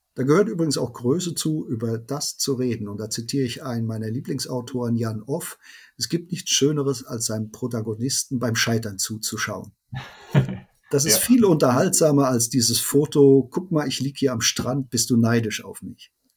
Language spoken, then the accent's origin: German; Cologne, North Rhine-Westphalia, Germany; wir kommen aus Köln